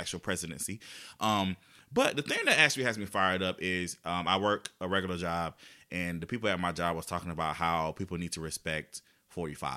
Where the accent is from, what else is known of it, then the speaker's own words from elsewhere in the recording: United States; I'm an American.